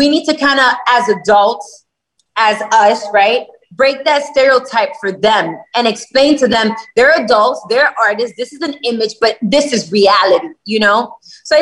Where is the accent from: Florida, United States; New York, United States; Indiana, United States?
Florida, United States; Miami; I was born in the United States. I was born in Miami.